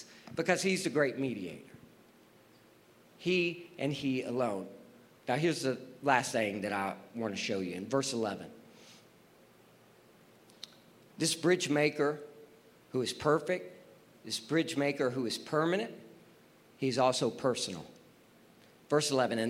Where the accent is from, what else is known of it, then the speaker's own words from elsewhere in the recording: Texas, United States; I'm from Texas